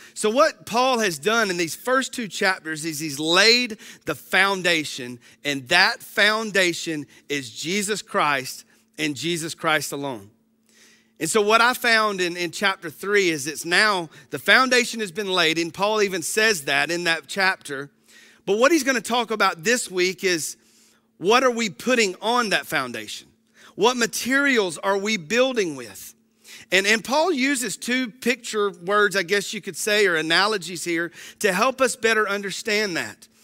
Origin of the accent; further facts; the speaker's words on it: Georgia, United States; I grew up in the North Hall community